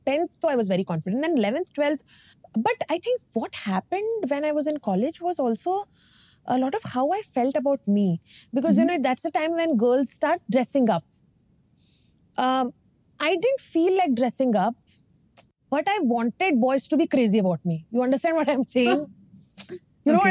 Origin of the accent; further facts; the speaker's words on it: Dharwad, Karnataka, India; also born or lived in Bangalore; I was born in Dharwad in North Karnataka. I grew up with my grandparents for first 5 years because my father had a transferable job